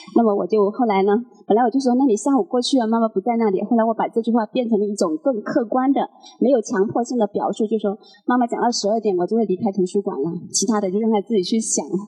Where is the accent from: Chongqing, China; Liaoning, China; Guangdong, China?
Guangdong, China; now in Guangzhou, China; 我是潮汕人